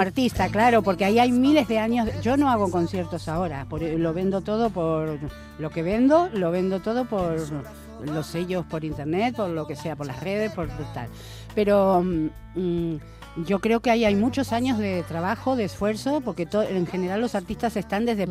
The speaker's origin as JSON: {"language": "Spanish", "country": "Argentina", "tie": "born or raised there", "moved": "as an adult", "lives_now": "Spain"}